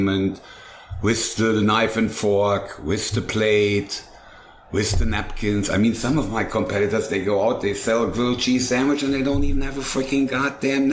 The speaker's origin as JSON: {"language": "English", "country": "Germany", "tie": "born or raised there", "moved": "yes", "said": "I am not really German, but I grew up in Germany, so I had restaurants in Germany"}